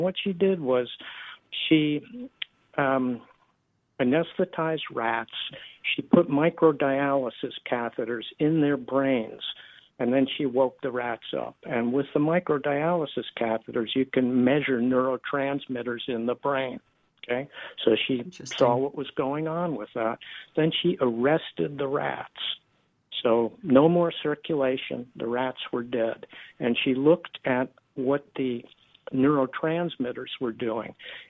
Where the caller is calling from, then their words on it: Del Mar, California, United States; I'm calling from Del Mar, California.